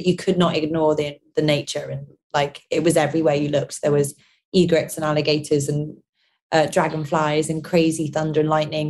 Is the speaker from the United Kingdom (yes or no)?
yes; London, United Kingdom; my mum is Northern Irish, my dad's Scottish, and I'm from London.